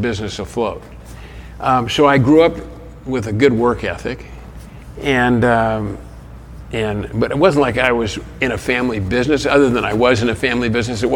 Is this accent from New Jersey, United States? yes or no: no; Los Angeles, California, United States; I grew up in Hollywood